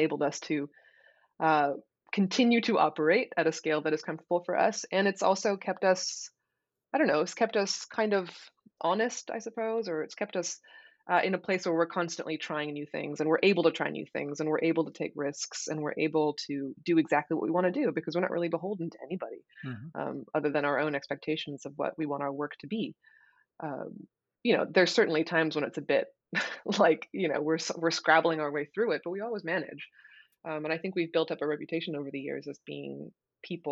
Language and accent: English; Portland, Oregon, United States; I'm from Portland